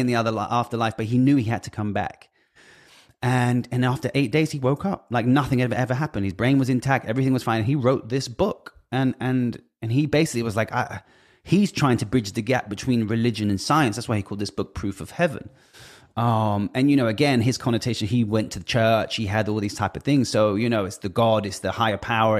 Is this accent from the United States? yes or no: no; United Kingdom; I'm British